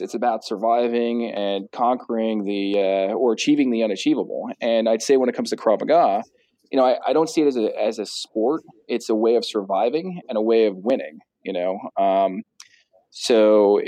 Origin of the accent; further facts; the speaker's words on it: United States; I'm as American as it gets